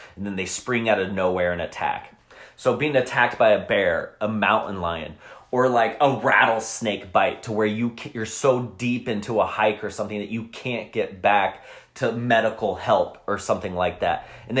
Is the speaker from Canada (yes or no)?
no; Colorado, United States; now in Arizona, United States; I'm from Colorado.